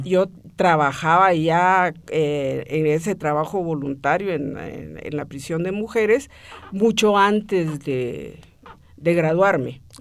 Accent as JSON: {"language": "Spanish", "town": "Guatemala City", "region": "Guatemala Department", "country": "Guatemala", "tie": "born or raised there", "said": "nací en la ciudad de Guatemala."}